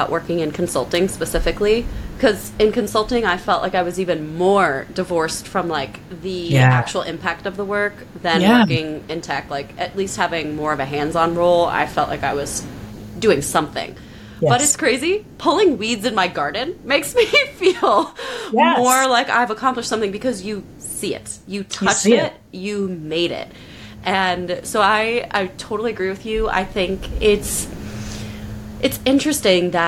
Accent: New York, United States; As a New Yorker

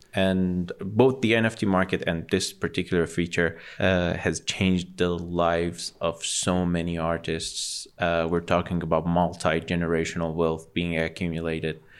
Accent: Tehran, Tehran Province, Iran; being born and raised in Ecbatane

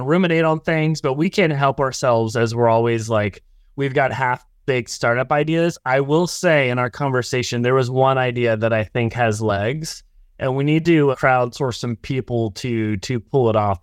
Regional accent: Oklahoma, United States; I'm from Oklahoma

